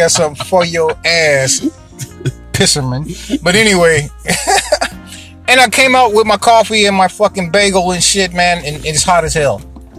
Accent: North Carolina, United States; And I'm from North Carolina

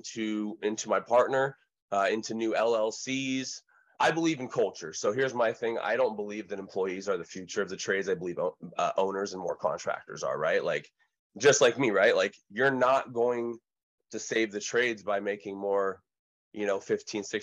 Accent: Oregon, United States; from Monterey to Clearwater to Utica and then to Oregon, ultimately where we settled 30 years ago in 1990

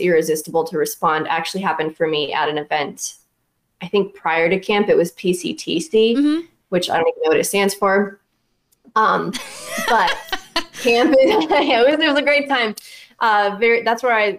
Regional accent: Shavertown, Pennsylvania, United States; moved away as an adult; now in Virginia, United States; I'm from Shavertown, Pennsylvania. So we're like 40 minutes apart, … and I, back home

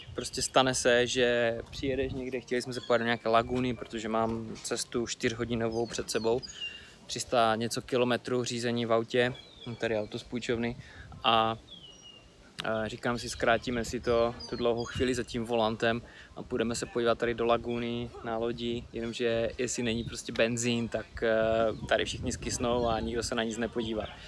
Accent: Czechia

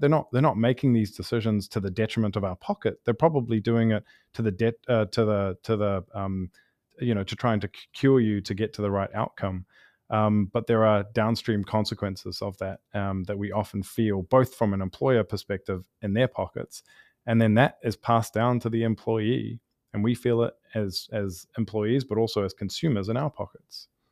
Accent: New Zealand; now in Los Angeles, United States; I'm from New Zealand originally

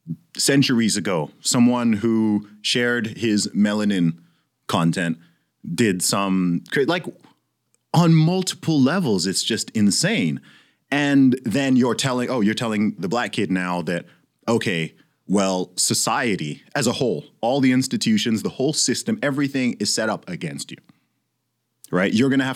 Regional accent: Saudi Arabia; I mean, I grew up in Saudi Arabia, but I was like, yo, I had extremely diverse classes.

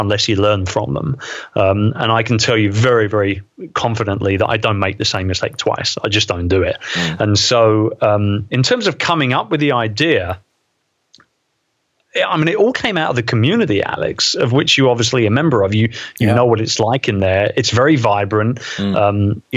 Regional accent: London, United Kingdom; my hometown, in the Queen Elizabeth II Convention Center, right opposite Westminster Abbey

